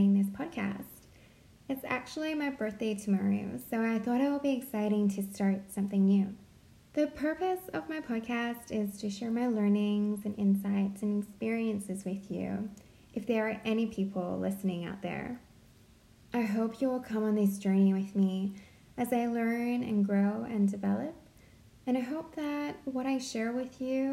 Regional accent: Central Coast, New South Wales, Australia; now in Sydney, Australia; I grew up on the Central Coast

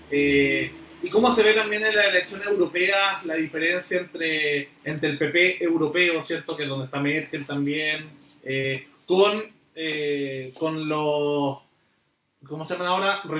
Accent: Chile; es lo que en Chile muchos buscamos

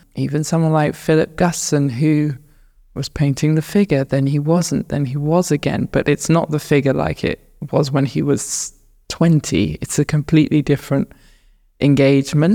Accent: north of Luton, East of England, United Kingdom; moved away as an adult; also born or lived in Southeast London; now in London, United Kingdom; I was born in London, and then we very quickly moved out of London to north of Luton.

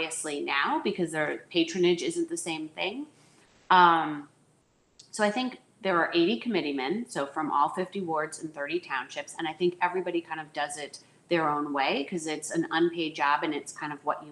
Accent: Chicago, Illinois, United States; also born or lived in Connecticut / Washington, D.C.; So I born in Chicago. I grew up in Lakeview

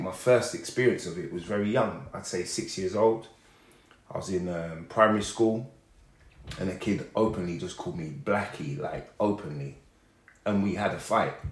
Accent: Hertfordshire, East of England, United Kingdom; I grew up in Hertfordshire. I didn't grow up in London.

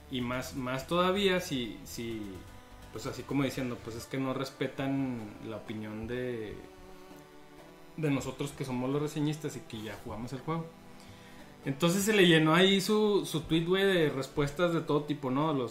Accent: Mexico; como mexicanos

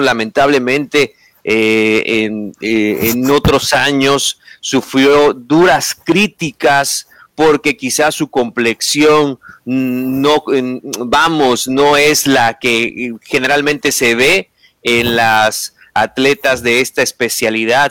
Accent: Mexico; como mexicanos

